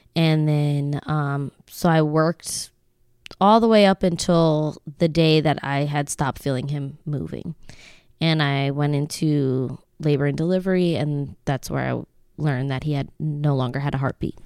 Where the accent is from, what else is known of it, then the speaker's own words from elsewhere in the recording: Lancaster, Pennsylvania, United States; we moved here when I was ten